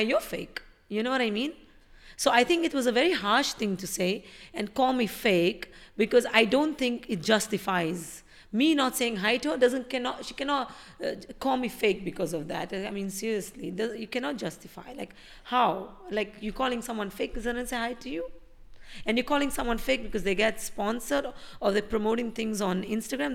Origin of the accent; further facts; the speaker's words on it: India; now in Dubai, United Arab Emirates; I'm an Indian living in Dubai